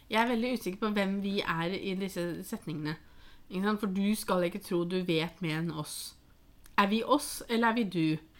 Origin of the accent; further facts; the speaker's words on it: Norway; vi som nordmenn